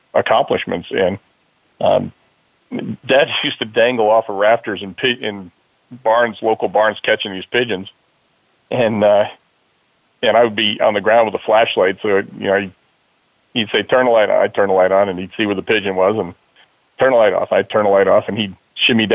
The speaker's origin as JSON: {"language": "English", "town": "Mount Hope", "region": "New York", "country": "United States", "tie": "born or raised there", "also_born_or_lived": "Yonkers, New York", "said": "we moved to Middletown, New York, a little town called Mount Hope, and my nearest neighbor was about a 3/4 mile away"}